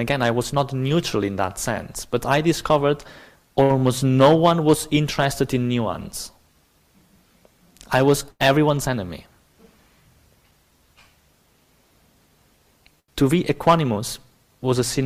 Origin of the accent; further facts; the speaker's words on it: Barcelona, Catalonia, Spain; English is a second language; moved away; I'm obviously not British. I come from the south of Europe. So I'm specifically from Barcelona